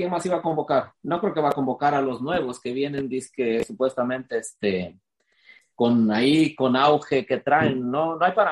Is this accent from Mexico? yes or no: yes; Mexico; Así, somos los mexicanos.